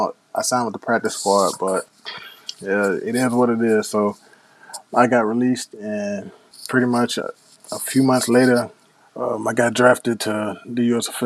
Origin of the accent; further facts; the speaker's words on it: Nashville, Tennessee, United States; moved away as an adult; also born or lived in Cape Girardeau, Missouri; now in Houston, United States; I'm from Nashville